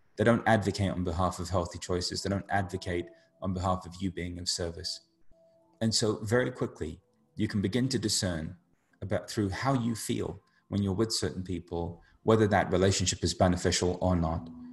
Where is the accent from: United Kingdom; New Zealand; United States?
United Kingdom; somebody who grew up being Indian in the UK